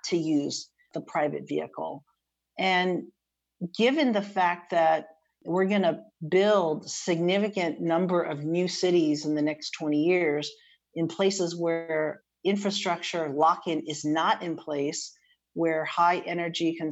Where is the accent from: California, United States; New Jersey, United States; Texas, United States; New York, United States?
California, United States; moved away as an adult; now in New Haven, United States; I'm from California